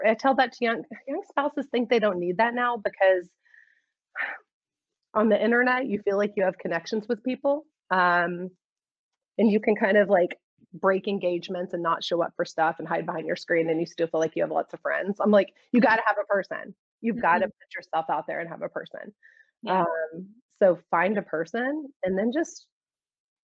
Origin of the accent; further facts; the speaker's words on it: Houston, Texas, United States; moved away; I was born and raised in Houston